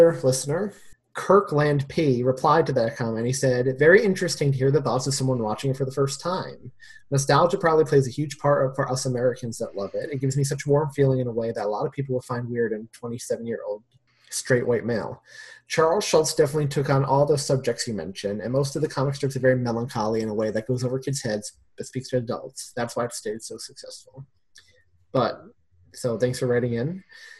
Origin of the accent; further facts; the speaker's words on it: United Kingdom; I can only put this down to being British, and it's just not a thing here. We don't get it shown here, or at least I never see it shown on any channels.